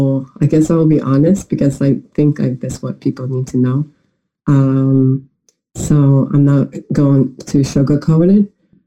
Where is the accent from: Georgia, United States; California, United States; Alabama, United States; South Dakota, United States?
Georgia, United States; Atlanta; now in Moscow, Russia; But my hometown is actually, in America, Atlanta, Georgia. So I live in Atlanta, Georgia, and Russia at the same time.